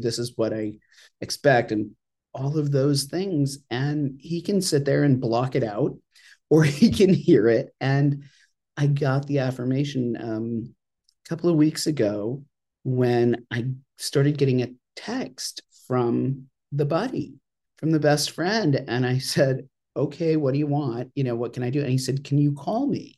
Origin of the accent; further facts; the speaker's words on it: Ogunquit, Maine, United States; I grew up in a little town called Ogunquit